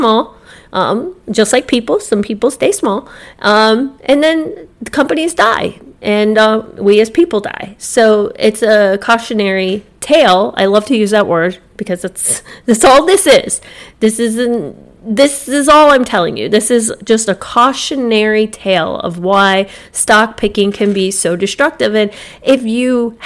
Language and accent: English; Jupiter, Florida, United States; Growing up in Jupiter